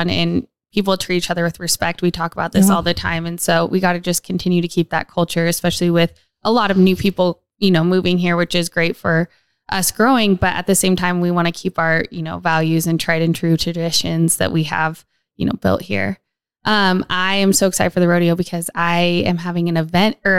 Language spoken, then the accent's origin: English; Reno, Nevada, United States; being born and raised here